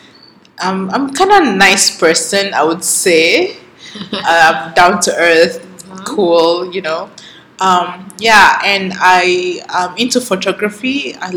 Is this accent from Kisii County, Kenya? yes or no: no; Mombasa, Mombasa County, Kenya; also born or lived in Saudi Arabia / Minnesota, United States; I was born in Mombasa. I grew up here. In a nutshell, I did my primary in Kenya, high school in Saudi Arabia, and then I did my university in America.